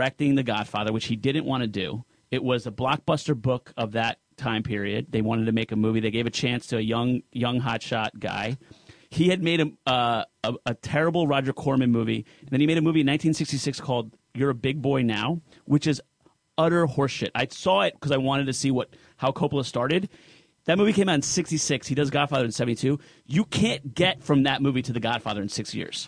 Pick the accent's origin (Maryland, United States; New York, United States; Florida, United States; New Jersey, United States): New Jersey, United States; I'm Sicilian from Jersey.